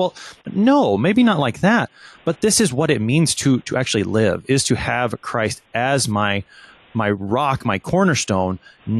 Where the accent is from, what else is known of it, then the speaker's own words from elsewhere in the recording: United States; I am an American